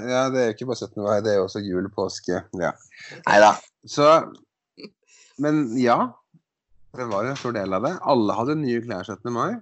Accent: Skotterud, Innlandet, Norway; på Skotterud, der jeg kommer ifra. En liten Eidskog kommune på Hedmarken.

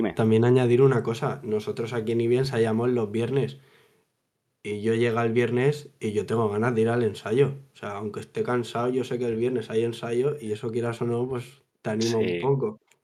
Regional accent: Ibi, Valencian Community, Spain; yo desde los cuatro años eh, ya salía a la calle en las fiestas de, de, mi pueblo, de Ibi con un tamborcito de juguete

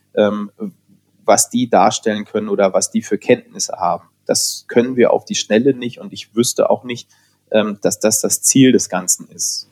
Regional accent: Hanover, Lower Saxony, Germany; Ich bin in Hannover zur Schule gegangen

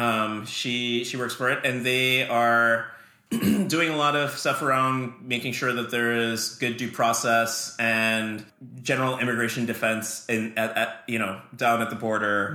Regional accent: Trinidad & Tobago; moved away; I grew up in Trinidad in the Caribbean

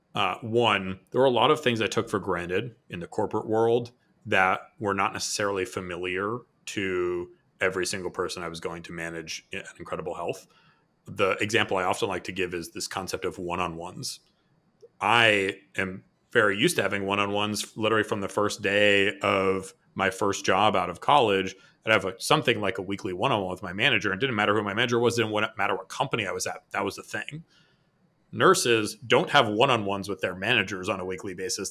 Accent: Boston, Massachusetts, United States; now in San Diego, United States; I'm from Boston

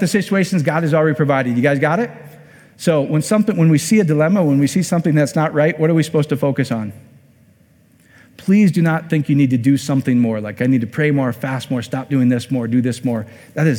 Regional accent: Iowa, United States; I'm from Iowa

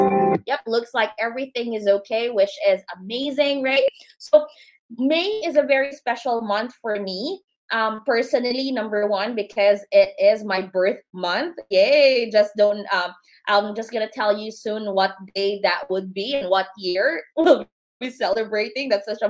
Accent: Philippines; They have that heritage or cultural heritage, same as me, because I'm originally from the Philippines.

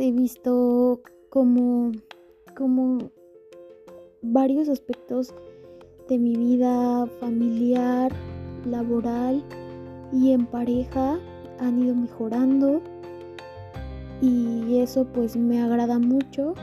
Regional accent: Mexico; soy de México

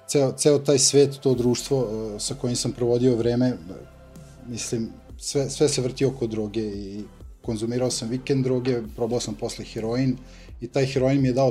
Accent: Zrenjanin, Vojvodina, Serbia; imam 30 godina, iz Renjanina sam

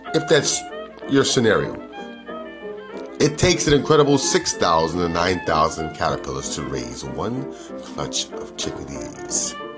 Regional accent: New York City, New York, United States; I grew up there. I grew up in New York

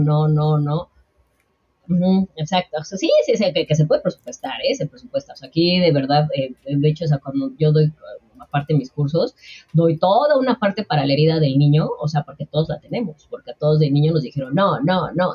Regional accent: Mexico; la mayoría de los mexicanos y de los latinoamericanos vamos con esta

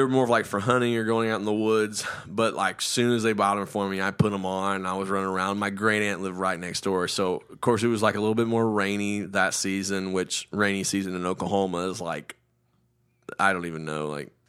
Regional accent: India; Can I tell a story? I didn't. I'm Indian. I know how to tell stories.

